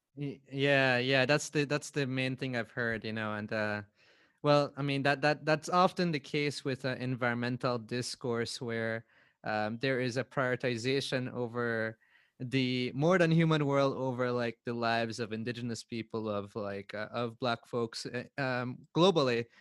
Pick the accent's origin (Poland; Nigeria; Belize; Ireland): Belize; I grew up back at Bush